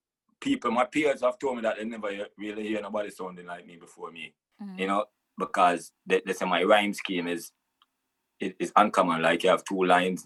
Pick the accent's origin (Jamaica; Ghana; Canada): Jamaica; Growing up in Jamaica, Rastafari is everywhere